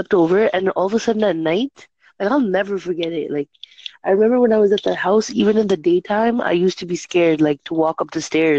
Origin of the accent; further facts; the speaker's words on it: Canada; I'm from Canada. No, I'm from Canada.